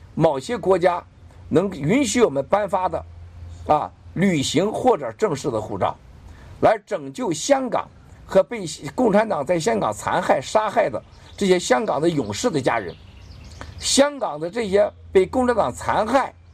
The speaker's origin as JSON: {"language": "Chinese", "country": "China", "said": "我们中国人"}